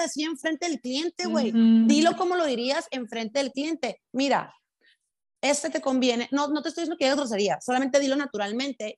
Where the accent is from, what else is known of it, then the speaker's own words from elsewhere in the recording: Los Mochis, Sinaloa, Mexico; accent: sinaloense; also born or lived in Sonora; now in Guadalajara, Mexico; viví cuatro años en Sonora, pero soy de Sinaloa